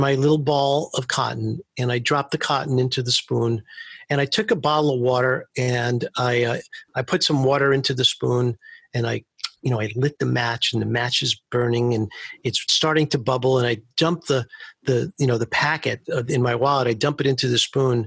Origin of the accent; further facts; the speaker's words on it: New York City, New York, United States; I grew up in Manhattan Beach, which is right near Coney Island, but I went to school in Coney Island